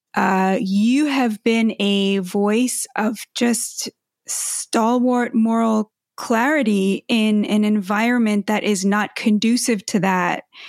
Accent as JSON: {"language": "English", "country": "United States", "said": "as an American and as a Jew"}